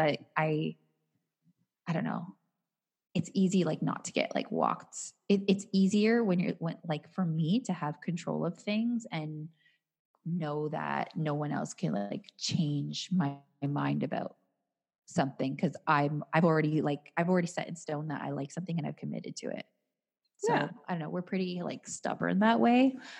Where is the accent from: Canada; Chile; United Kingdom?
Canada